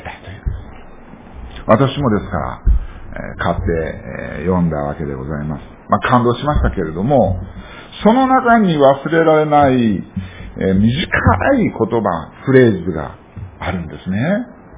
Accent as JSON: {"language": "Japanese", "region": "Fukuoka", "country": "Japan", "tie": "born or raised there", "said": "私は福岡生まれなんですね。近くにあの、いわゆる武田鉄矢の家なんかある ところなんですけどもね"}